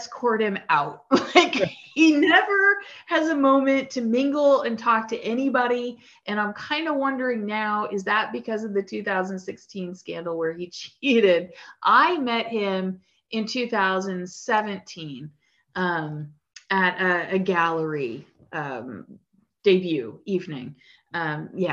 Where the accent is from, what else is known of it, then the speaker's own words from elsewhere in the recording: Metuchen, New Jersey, United States; I remember being a kid growing up in Metuchen, New Jersey